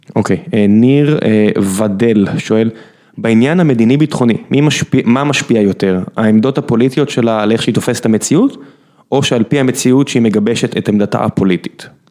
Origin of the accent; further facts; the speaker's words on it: Beersheba, Southern District, Israel; אני באר שבעי